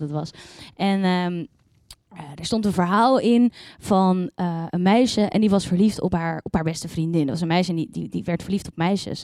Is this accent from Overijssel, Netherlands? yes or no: no; Yerseke, Zeeland, Netherlands; moved away; ik kom uit het wonderschone Zeeland. Om precies te zijn uit eh, een klein dorpje uh, Ierseke.